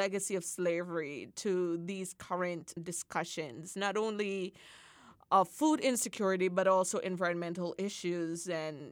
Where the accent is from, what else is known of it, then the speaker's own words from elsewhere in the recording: Jamaica; as a Jamaican